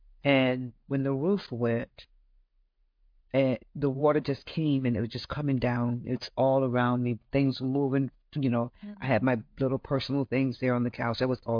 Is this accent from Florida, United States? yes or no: yes; Florida, United States; Mm-mm, I'm from Florida.